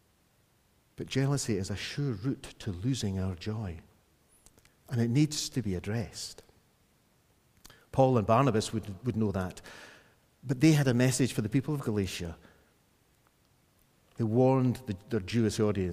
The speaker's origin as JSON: {"language": "English", "region": "Scotland", "country": "United Kingdom", "said": "me being a Scot"}